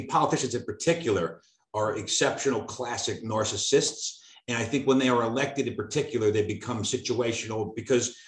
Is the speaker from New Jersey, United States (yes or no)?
yes; Cedar Grove, New Jersey, United States; I was from Cedar Grove.